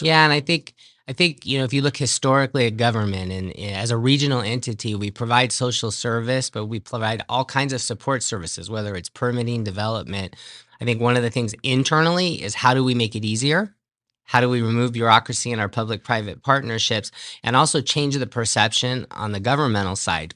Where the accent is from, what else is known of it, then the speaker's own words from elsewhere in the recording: San Gabriel, California, United States; moved away as an adult; also born or lived in Reno, Nevada; now in Clark County, United States; I grew up in San Gabriel, California, so that's in Southern California